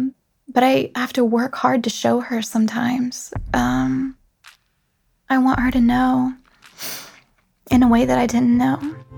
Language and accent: English; the South, United States; accent: Southern; Like, I'm from the South originally, and you wouldn't know it to hear my voice.